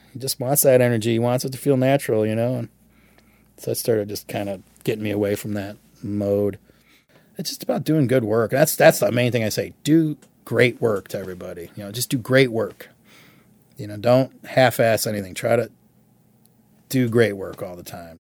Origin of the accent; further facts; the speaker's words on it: Michigan, United States; growing up in Michigan